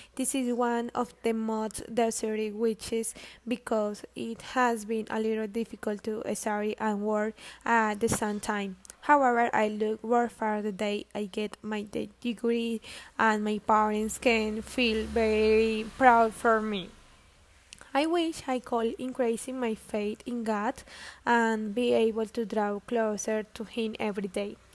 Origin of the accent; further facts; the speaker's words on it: Granada, Meta, Colombia; I am from Granada Meta